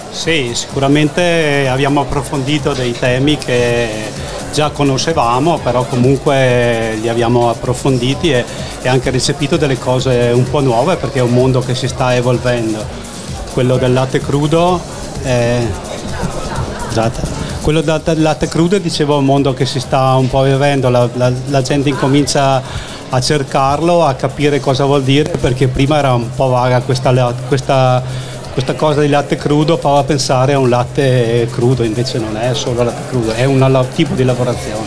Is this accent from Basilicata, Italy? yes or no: no; Smarano, Trentino-Alto Adige, Italy; Della Valle di Don, un paesino piccolo, 250 abitanti, con Orgoglio si chiama Smarano e a mille metri abito, abito, ancora lì